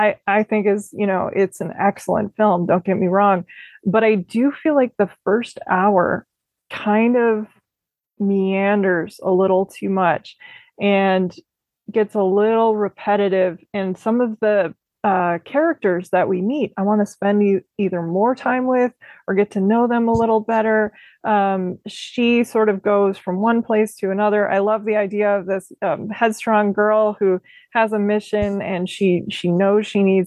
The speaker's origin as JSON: {"language": "English", "region": "Minnesota", "country": "United States", "tie": "born or raised there", "said": "growing up in Minnesota"}